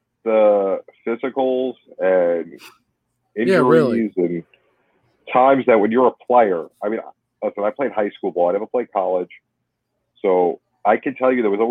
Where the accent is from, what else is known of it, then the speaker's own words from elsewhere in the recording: New York City, New York, United States; I grew up in New York City